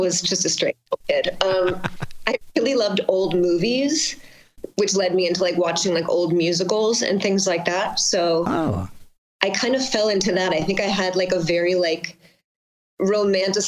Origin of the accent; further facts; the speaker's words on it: Long Island, New York, United States; moved away; I grew up on Long Island, like 20 minutes outside of the city